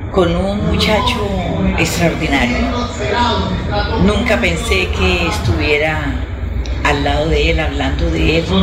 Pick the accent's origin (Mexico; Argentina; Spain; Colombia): Colombia; Barranquilla, Atlántico; moved away; also born or lived in Santander; yo soy barranquillera y trabajé como primera dama aquí en Santander